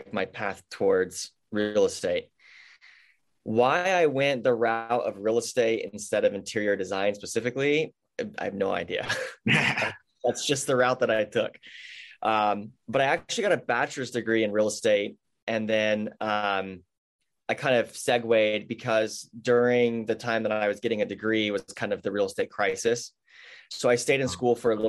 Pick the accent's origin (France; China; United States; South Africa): United States; near San Diego, California; also born or lived in Portland, Oregon; now in San Diego, United States; my hometown is really close to San Diego. It's a very agricultural area. My whole family farms